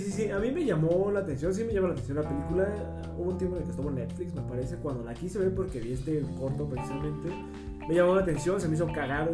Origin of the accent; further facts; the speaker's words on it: Mexico; identificas, como mexicano